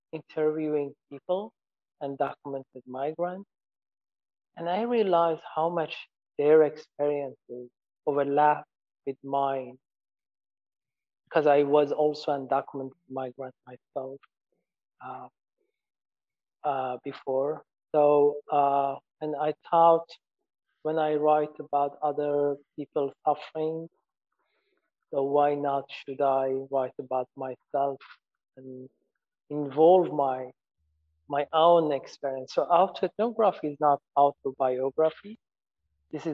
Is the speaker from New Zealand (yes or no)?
no; Iran; moved away as an adult; now in Stockholm, Sweden; I was born in Iran